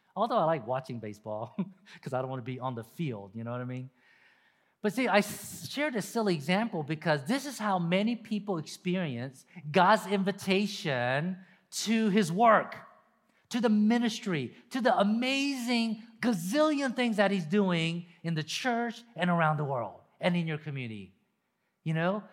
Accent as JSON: {"language": "English", "region": "Deep South", "country": "United States", "tie": "born or raised there", "said": "Me growing up in the deep South, deep South."}